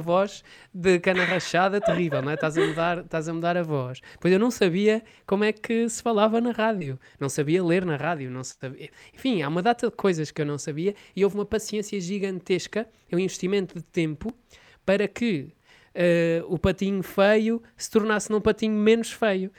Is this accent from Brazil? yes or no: no; Oliveira do Hospital, Coimbra District, Portugal; da minha terra, Oliveira do Hospital